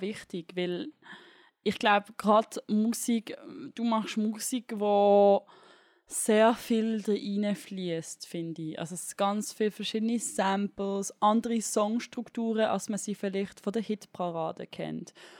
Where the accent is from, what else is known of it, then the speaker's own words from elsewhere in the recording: Switzerland; als Schweizerin